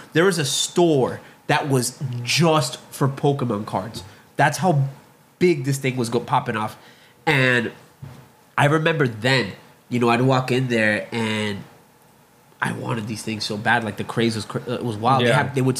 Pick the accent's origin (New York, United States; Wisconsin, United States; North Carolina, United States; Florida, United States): Florida, United States; Hialeah; I remember me and my brother, we were both born and raised in Hialeah, right? Miami.